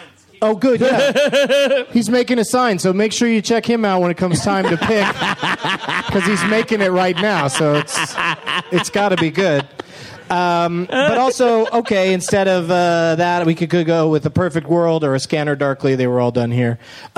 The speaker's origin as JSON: {"language": "English", "country": "Canada", "said": "Because we're Canadian."}